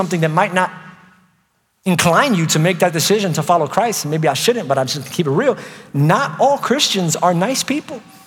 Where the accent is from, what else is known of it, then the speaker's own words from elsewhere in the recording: New York, United States; moved away; I was from New York